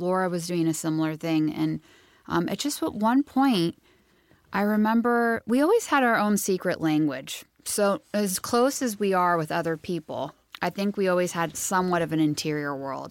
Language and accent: English; Santa Cruz, California, United States; where we grew up in Santa Cruz